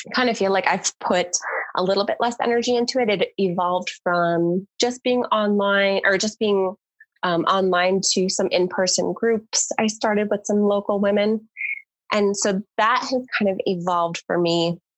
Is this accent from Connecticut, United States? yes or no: yes; Connecticut, United States; moved away as an adult; also born or lived in Baltimore, Maryland; now in Southern California, United States; I grew up in Connecticut